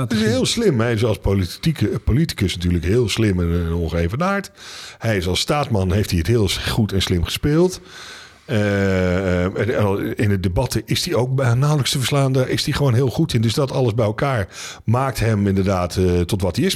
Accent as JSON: {"language": "Dutch", "country": "Netherlands", "said": "als Nederlanders"}